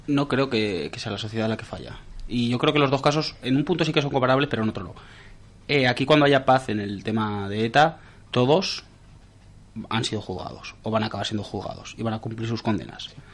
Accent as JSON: {"language": "Spanish", "region": "Navarre", "country": "Spain", "said": "De Navarra"}